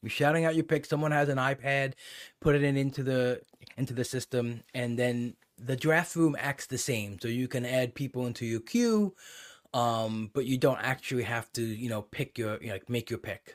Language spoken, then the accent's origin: English; New York, United States; growing up in New York